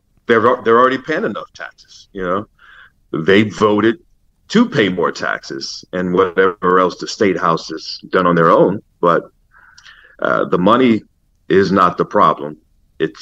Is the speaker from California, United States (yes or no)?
yes; Los Angeles, California, United States; Growing up in L.A., I grew up in the Hancock Park section of L.A.